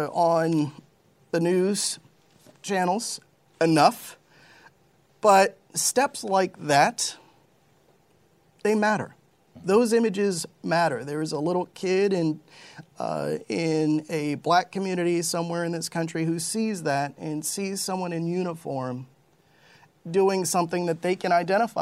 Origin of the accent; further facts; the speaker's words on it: Westport, Connecticut, United States; I grew up in Westport, Connecticut for the most part, which is a wealthy, predominantly white community.